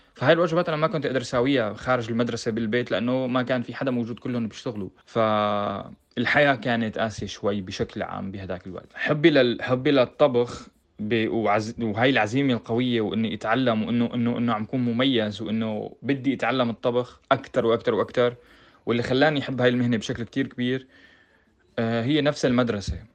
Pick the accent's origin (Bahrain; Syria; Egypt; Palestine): Syria; Homs, Homs Governorate; moved away as an adult; also born or lived in Netherlands; now in Germany; أنا من حمص